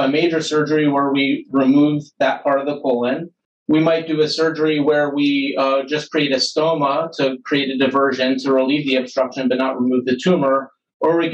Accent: Philadelphia, Pennsylvania, United States; moved away as an adult; also born or lived in St. Louis, Missouri; now in Cleveland, United States; I'm originally from Philadelphia, Pennsylvania

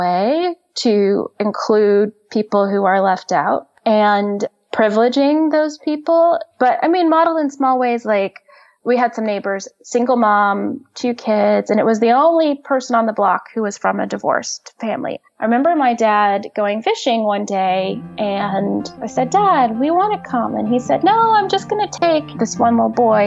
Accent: Oklahoma City, Oklahoma, United States; also born or lived in Shawnee, Oklahoma; I grew up in Oklahoma City. And then when I was 10 years old, we moved to a city called Shawnee

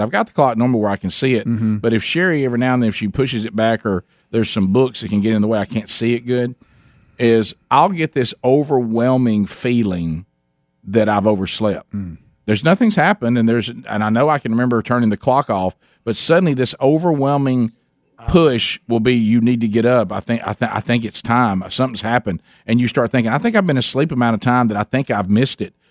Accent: Birmingham, Alabama, United States; we we're from Birmingham

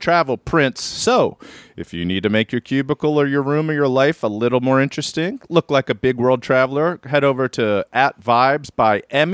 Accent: Maryland, United States; now in Los Angeles, United States; I'm from Maryland.

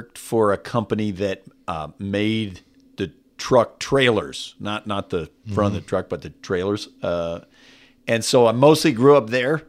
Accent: California, United States; also born or lived in Waco, Texas; The …, my dad's family is from Waco, Texas. My mom's family was from Abilene. I was born in Waco. They moved to California when I was a kid.

